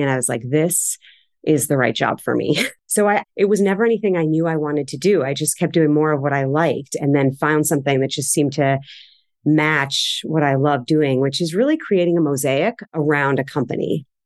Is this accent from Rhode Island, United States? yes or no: no; Cleveland Heights, Ohio, United States; moved away as an adult; now in Boston, United States; I grew up in Cleveland. I was born and raised in Cleveland Heights on the east side